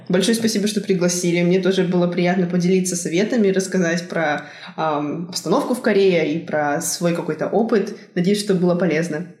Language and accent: Russian; Tyumen, Tyumen Oblast, Russia; moved away as an adult; now in South Korea; я из Тюмени